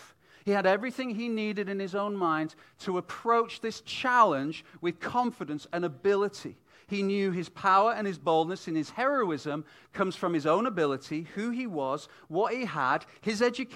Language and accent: English; United Kingdom; moved away as an adult; also born or lived in Vancouver, Canada; as a British family coming into Canada